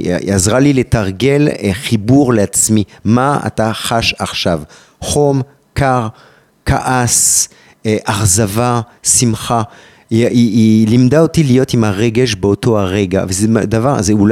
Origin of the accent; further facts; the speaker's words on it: France; אני גם צרפתי, גם אלג'יראי, גם יהודי, גם ערבי, גם דוקטור.